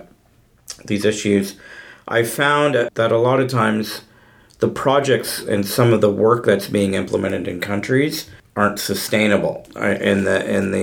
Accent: Mississauga, Ontario, Canada; I grew up in Mississauga in Ontario

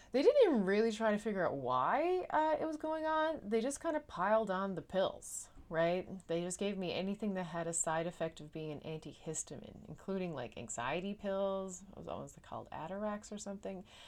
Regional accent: Newfoundland and Labrador, Canada; now in Netherlands; am a Newfoundlander and Canadian, and I'm coming to you from a city just south of Amsterdam in the Netherlands

